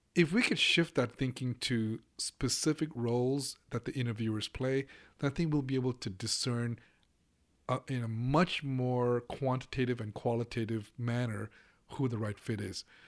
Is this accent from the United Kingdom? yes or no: no; Hong Kong; moved away as an adult; now in United States; I grew up in Hong Kong. I lived in Hong Kong for nineteen years. I came to the U S about thirty-five years ago